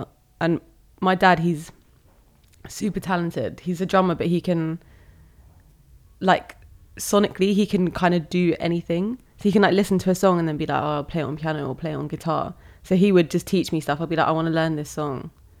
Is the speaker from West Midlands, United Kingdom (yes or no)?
no; Bognor Regis, South East England, United Kingdom; also born or lived in Malaysia; But then I moved to England when I was 6. We moved to West Sussex, to a place called Bognor Regis.